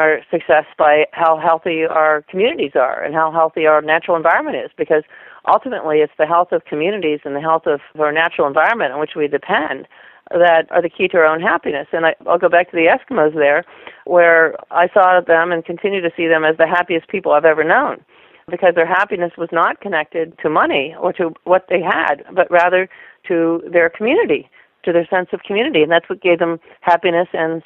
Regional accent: Western Pennsylvania, United States; I was raised actually in Western Pennsylvania

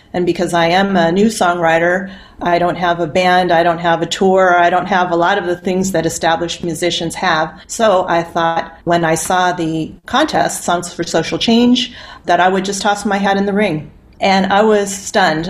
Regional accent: Yuma, Arizona, United States; moved away; I grew up in Yuma, Arizona, which is on the border where Arizona and Mexico and California come together.

